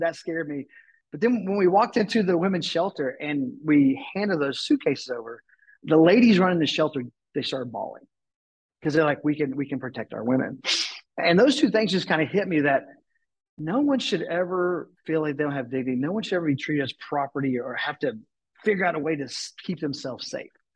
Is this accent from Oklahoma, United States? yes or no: yes; Tulsa, Oklahoma, United States; moved away as an adult; I moved back to my hometown and was living in Tulsa